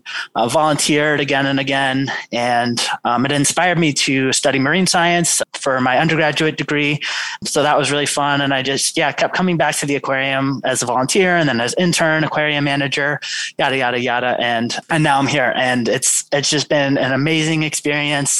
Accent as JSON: {"language": "English", "town": "New York City", "region": "New York", "country": "United States", "tie": "born or raised there", "moved": "yes", "lives_now": "Nantucket, United States", "said": "I grew up in New York City"}